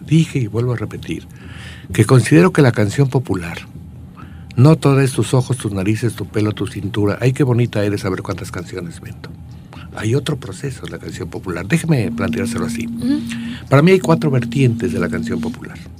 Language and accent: Spanish; Querétaro, Mexico; Yo nací al otro lado donde se fundó Querétaro